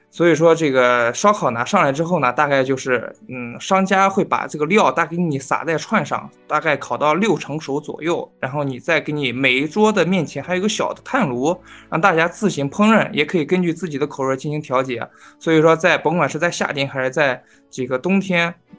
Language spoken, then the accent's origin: Chinese; Xuzhou, Jiangsu, China; 徐州这边啊，是我老家沛县